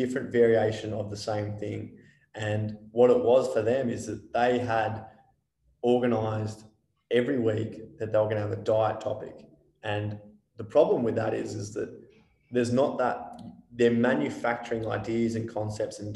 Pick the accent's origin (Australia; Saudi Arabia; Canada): Australia; we're an Australian population